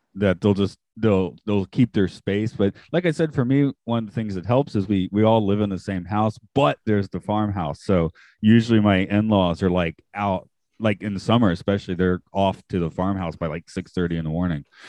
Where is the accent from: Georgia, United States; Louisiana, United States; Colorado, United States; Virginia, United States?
Georgia, United States; Atlanta; moved away; I grew up in Atlanta